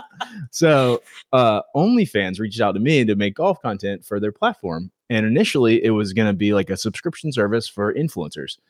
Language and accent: English; Myrtle Beach, South Carolina, United States; moved away as an adult; now in Wilmington, United States; I'm from Myrtle Beach, grew up there